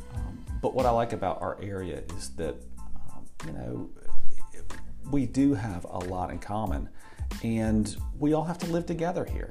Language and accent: English; Tampa, Florida, United States; also born or lived in South Carolina / Asheville, North Carolina; now in Johnson City, United States; I grew up in Tampa, Florida.